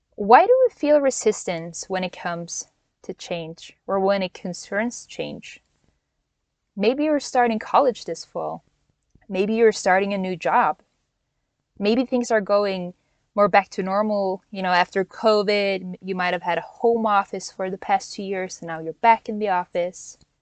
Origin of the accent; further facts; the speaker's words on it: Norway; moved away as an adult; also born or lived in Hawaii; now in United States; born and raised in Norway, but went to college in Hawaii